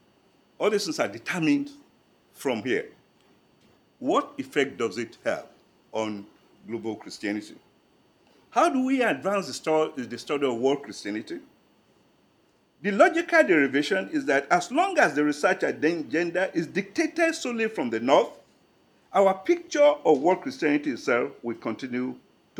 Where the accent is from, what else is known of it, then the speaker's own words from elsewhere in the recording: Nigeria; But I'm a Nigerian